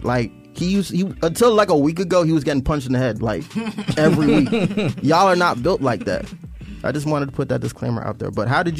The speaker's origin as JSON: {"language": "English", "town": "Orlando", "region": "Florida", "country": "United States", "said": "we're both from Silver Star, or we're both from Orlando."}